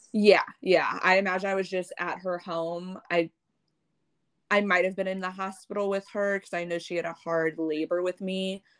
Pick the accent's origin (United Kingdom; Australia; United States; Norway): United States; St. Louis, Missouri; also born or lived in Vietnam; I've been in America, living in St. Louis since I was six weeks old